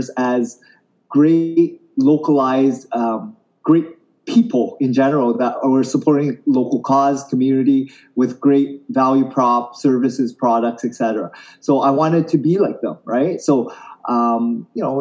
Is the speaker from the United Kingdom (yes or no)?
no; Canada; I grew up in Canada